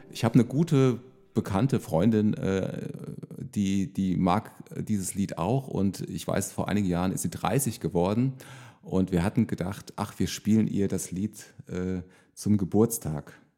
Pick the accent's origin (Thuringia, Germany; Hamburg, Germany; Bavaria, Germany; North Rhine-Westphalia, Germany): Thuringia, Germany; moved away as an adult; now in Bad Kreuznach, Germany; Also ich bin ja gebürtiger Thüringer und bin äh, praktisch bis zu meinem äh, 20. Also ich bin 2000, nee, 1900, 1994 bin ich äh, zum Zivildienst nach Bad Kreuznach gekommen